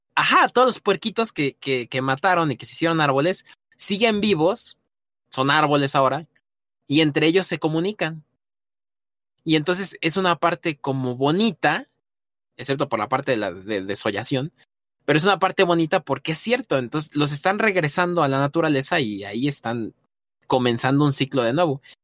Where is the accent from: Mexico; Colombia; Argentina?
Mexico; como mexicano nos toca